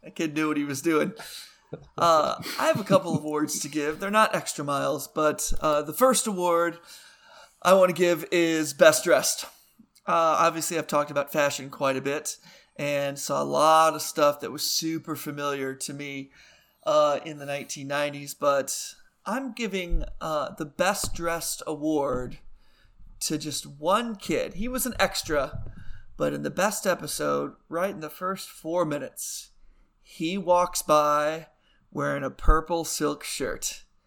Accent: Boston, Massachusetts, United States; I'm from Boston.

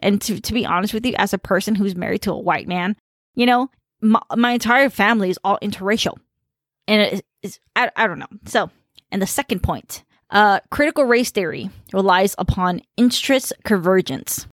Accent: United States; first language Khmer; English is a second language; I grew up in a very diverse environment and, um, uh, you know, Khmer was my first language

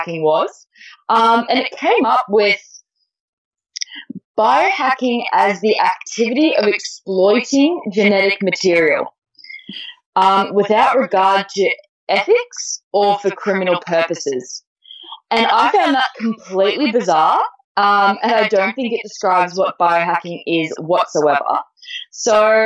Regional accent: Melbourne, Victoria, Australia; also born or lived in Torquay, Victoria; I actually moved from my the family home that I was raised in Melbourne

